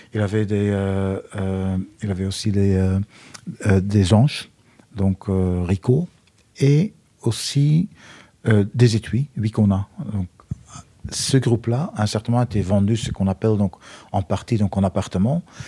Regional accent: Flanders, Belgium; accent: Belgian; moved away; Je suis euh, belge d'origine pour ceux qui n'ont pas reconnu mon accent

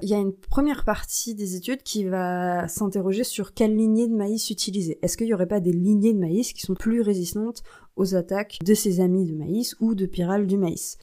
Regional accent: France; chez nous en France

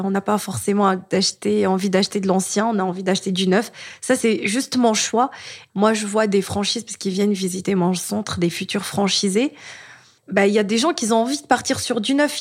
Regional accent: Tunisia; moved away; je suis tunisienne

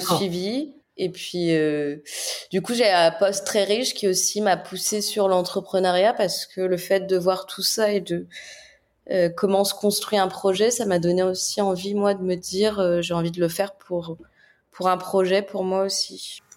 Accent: France

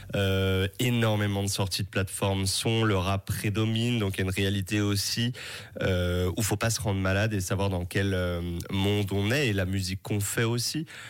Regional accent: Créteil, Île-de-France, France; quand j'étais petit à 12 ans euh, dans une MJC, une maison pour tous à côté de chez moi à Créteil.

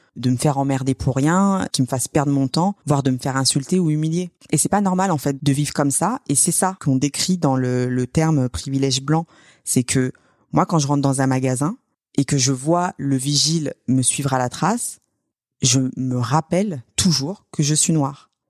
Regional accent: Sevran, Île-de-France, France; Sevran, là où j'ai grandi, c'est pas loin de Clichy-sous-Bois

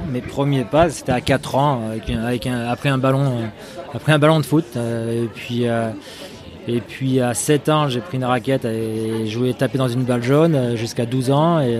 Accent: Hauts-de-France, France; born there; je suis né dans l'Oise avec des origines du sud de la France.

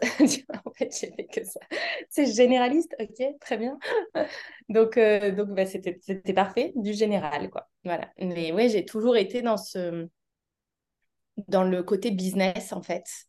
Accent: Auvergne-Rhône-Alpes, France

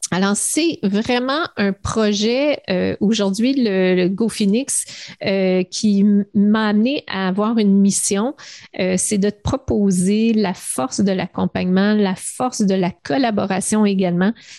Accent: Montreal, Quebec, Canada; je viens du, du West Island, euh, l'ouest de Montréal. J'ai grandi dans une belle banlieue

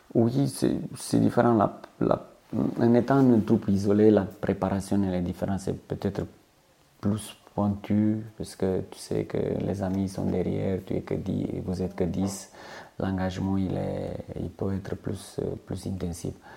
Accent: Romania; French is a second language; moved away as an adult; also born or lived in French Guiana / Corsica; now in Calvi, France

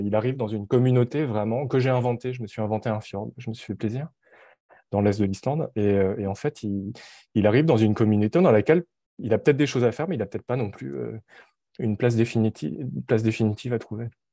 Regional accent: France; moved away as an adult; now in Montreal, Canada; je suis, euh, d'origine coréenne, je suis né en France

